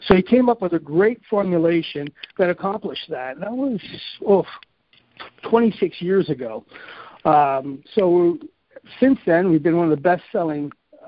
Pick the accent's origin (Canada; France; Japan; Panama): Canada; also born or lived in Grand Rapids, United States; Most people are saying they're surprised I'm Canadian. They say I speak more like an American, and maybe because I went to school in Michigan